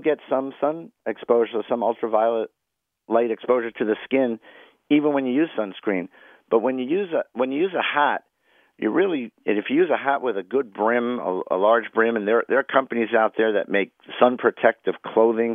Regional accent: New York City, New York, United States; I grew up in Washington Heights

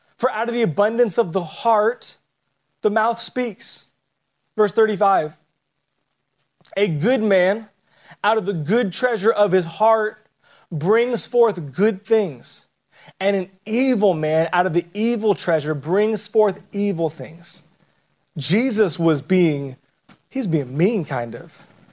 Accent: Southern California, United States; I grew up in Southern California

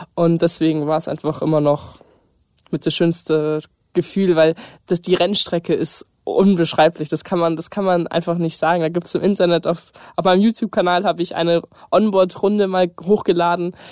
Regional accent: Munich, Bavaria, Germany; ich komme aus München, ich bin 18 Jahre alt und ich bin Rennfahrerin

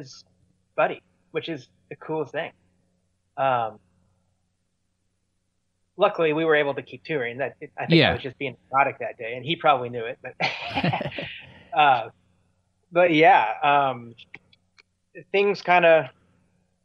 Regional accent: Lawrence, Kansas, United States; now in Seattle, United States; I grew up in Northeast Kansas, kind of in and around Lawrence, Kansas, which is a little college town.

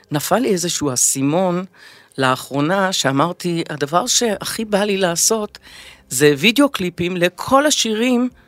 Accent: Revivim, Southern District, Israel; also born or lived in Kfar Glim / England; אני גדלתי בקיבוץ רביבים.

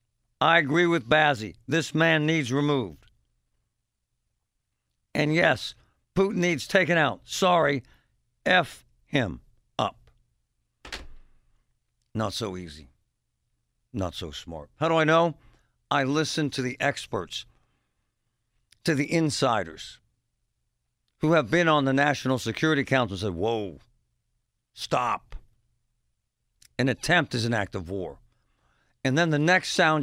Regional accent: United States; we're American

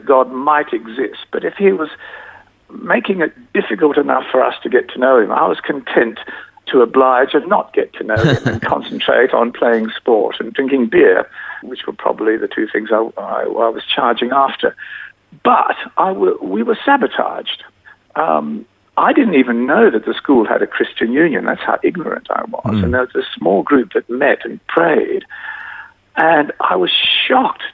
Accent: Adelaide, South Australia, Australia; I was born in Adelaide

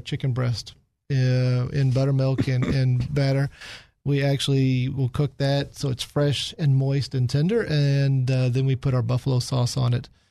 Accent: Kansas City, United States; now in Little Rock, United States; I grew up in Kansas City

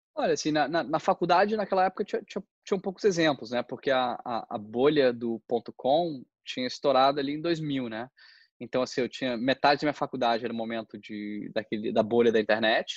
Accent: Brasília, Federal District, Brazil; moved away as an adult; also born or lived in Philadelphia, United States; eu sou eu sou de Brasília e aí eu fui morar fora para fazer graduação é, em UPenn

